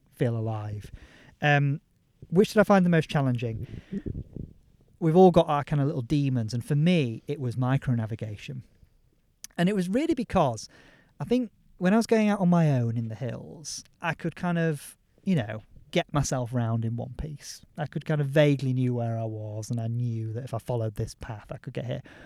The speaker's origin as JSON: {"language": "English", "region": "Yorkshire and the Humber", "country": "United Kingdom", "said": "I'm a Yorkshireman"}